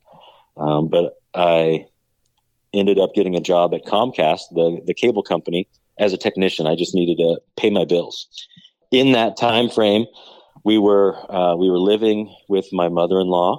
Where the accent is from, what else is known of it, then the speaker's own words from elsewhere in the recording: Indiana, United States; I grew up in Indiana